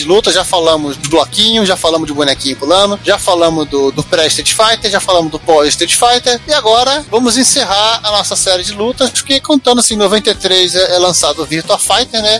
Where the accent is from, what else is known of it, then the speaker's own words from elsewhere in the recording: Brazil; nós como brasileiros